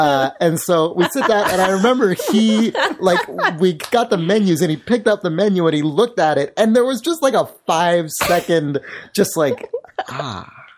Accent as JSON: {"language": "English", "town": "San Francisco", "region": "California", "country": "United States", "tie": "born or raised there", "also_born_or_lived": "Berkeley", "said": "I was born in San Francisco and we lived here when I was a little kid."}